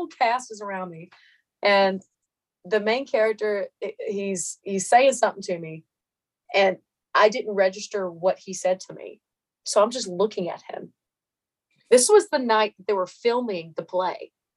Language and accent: English; Meridian, Mississippi, United States; born or raised there